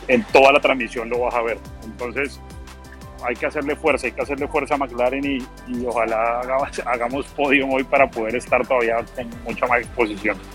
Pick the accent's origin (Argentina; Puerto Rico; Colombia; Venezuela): Colombia; como colombiano, como trabajador de Rappi